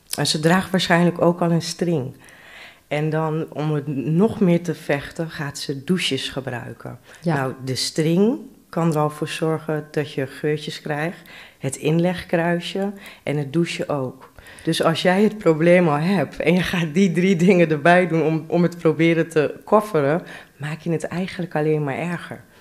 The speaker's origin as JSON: {"language": "Dutch", "region": "Drenthe", "country": "Netherlands", "tie": "born or raised there", "also_born_or_lived": "Amsterdam / Rotterdam", "said": "Ik ben vroeger in Amsterdam geboren. Ja. Maar ik ben al van een hele jonge leeftijd naar Drenthe toe verhuisd."}